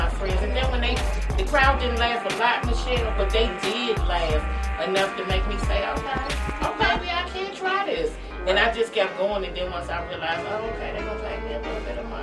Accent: Washington, District of Columbia, United States; also born or lived in Studio City, Los Angeles; now in Los Angeles, United States; I'm originally from Washington, D.C.

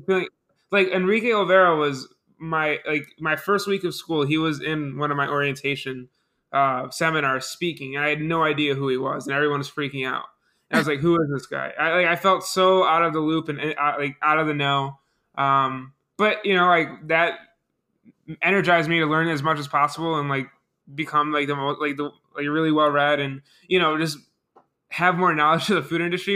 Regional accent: Buffalo, New York, United States; I'm from Buffalo

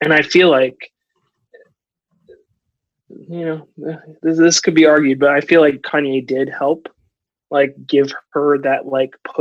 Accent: United States; I would say I grew up here. I wasn't born here, but I grew up here. And so I don't have the thick accent that my family has

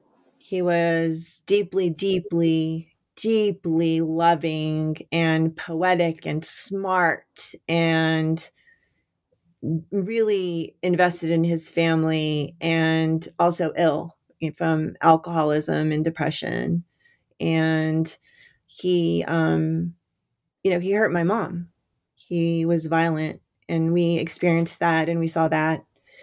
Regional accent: Albuquerque, New Mexico, United States; Yeah, so I grew up in Albuquerque, New Mexico, and my father was a salesman, wholesale sporting goods salesman.

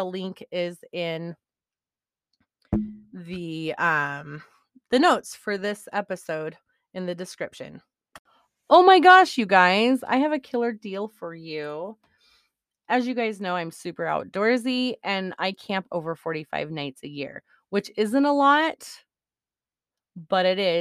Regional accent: Montana, United States; I pretty much was raised in Montana

